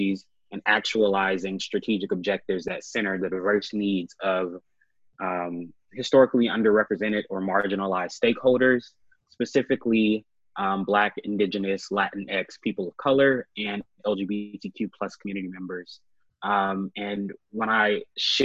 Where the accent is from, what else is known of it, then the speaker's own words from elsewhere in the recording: Birmingham, Alabama, United States; moved away as an adult; also born or lived in Auburn, Alabama / Washington, D.C.; now in Atlanta, United States; a native of Birmingham, Alabama.